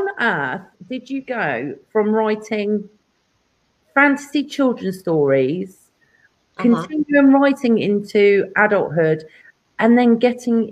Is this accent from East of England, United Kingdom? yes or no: no; Devon, South West England, United Kingdom; moved away as an adult; now in California, United States; My hometown. I was born there. I absolutely miss Devon completely